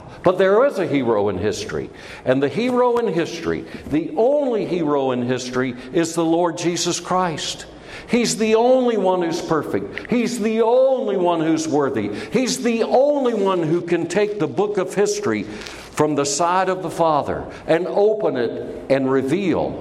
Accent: United States; I'm an American and I love my country

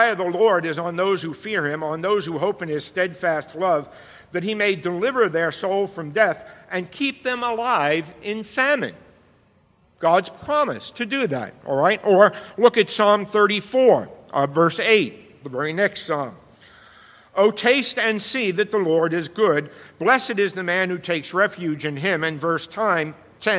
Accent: New York City, New York, United States; I grew up in the Bronx

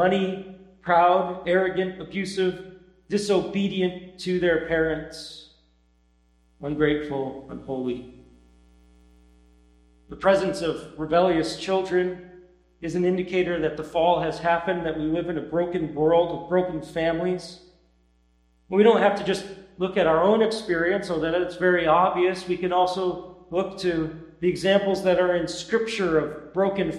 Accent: near Syracuse, New York, United States; moved away; my hometown near Syracuse

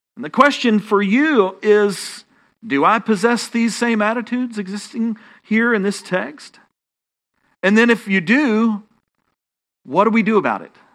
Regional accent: Texas, United States; accent: Texan; my Texan accent

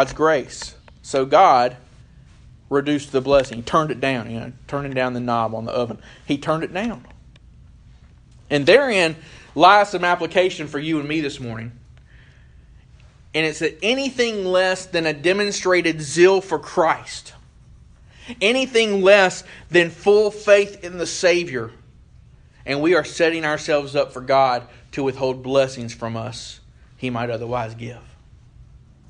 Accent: Charlotte, North Carolina, United States; now in Moore County, United States; I grew up in Charlotte

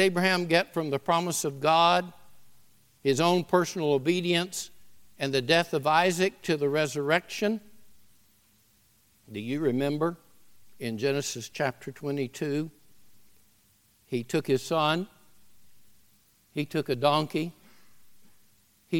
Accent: the South, United States; moved away; I'm a Southerner

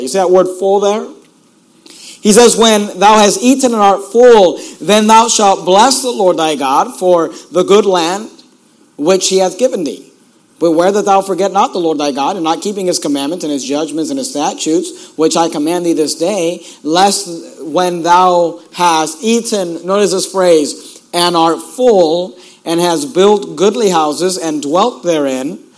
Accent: Hayward, California, United States; also born or lived in Sacramento; I grew up in Hayward and uh, Oakland area

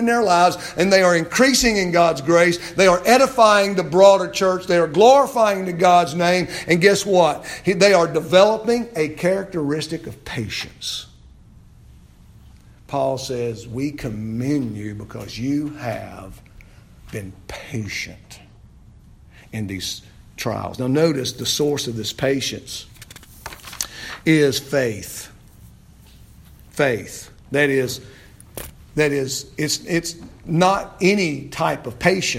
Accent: United States; as an American Christian

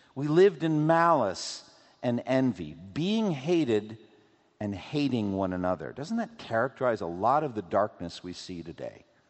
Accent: Framingham, Massachusetts, United States; I was growing up in Boston, in eastern Massachusetts, we would drive from my home in Framingham

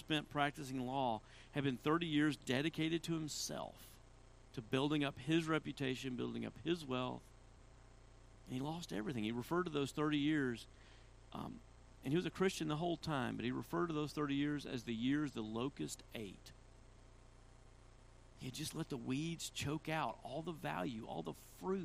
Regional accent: Tennessee, United States; I'm from Tennessee

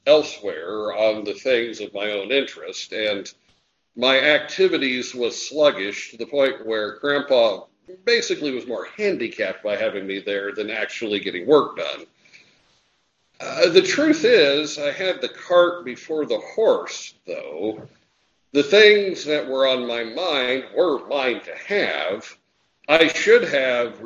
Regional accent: United States; when I was growing up in Jackson County

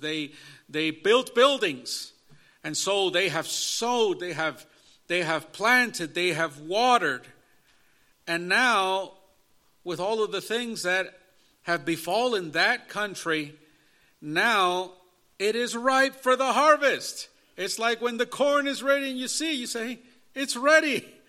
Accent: Chicago, Illinois, United States; I was in the inner city growing up in Chicago area in an inner city street gang culture

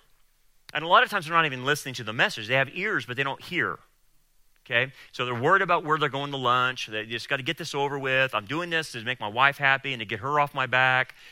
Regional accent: Delano, California, United States; I grew up in Delano

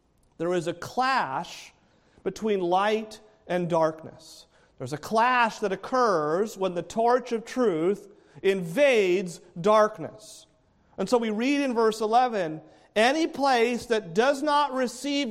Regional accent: New England, United States; now in Palm Bay, United States; grew up in New England.

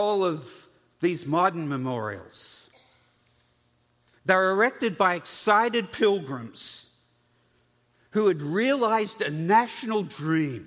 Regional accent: Australia; As an Australian

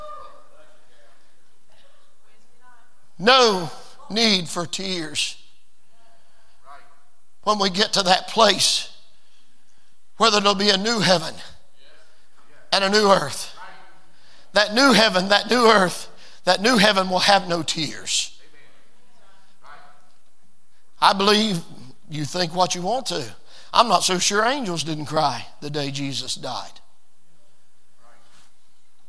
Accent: United States; I was born in America

